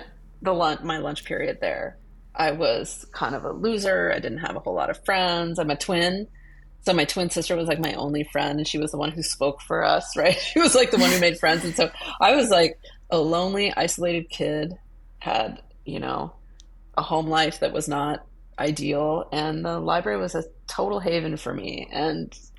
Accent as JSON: {"language": "English", "town": "Boise", "region": "Idaho", "country": "United States", "tie": "born or raised there", "moved": "as an adult", "lives_now": "New York City, United States", "said": "when I was growing up in Boise, Idaho"}